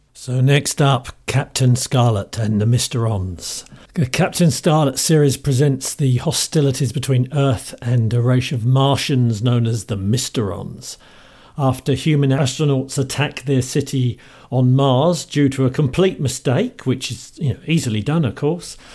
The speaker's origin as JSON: {"language": "English", "region": "London", "country": "United Kingdom", "accent": "Cockney", "said": "speaking as a Cockney"}